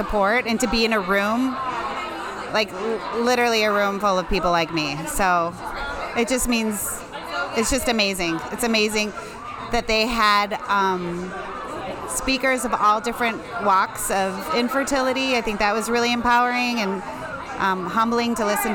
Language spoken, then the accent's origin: English; Lemont, Illinois, United States; I'm from Lamont, Illinois.